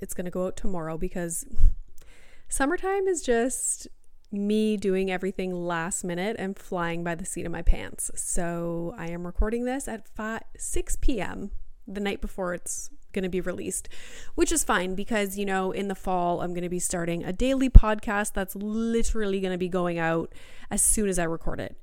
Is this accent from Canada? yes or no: yes; Sudbury, Ontario, Canada; moved away as an adult; now in Greater Toronto Area, Canada; I grew up in Sudbury